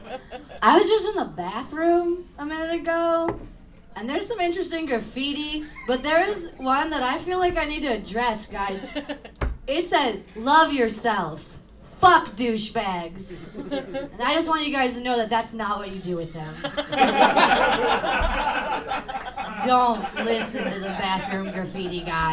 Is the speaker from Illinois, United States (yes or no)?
yes; East Side, near East St. Louis, Illinois, United States; I know I'm in South City right now, but I'm actually from the East Side. Like, right next to East St. Louis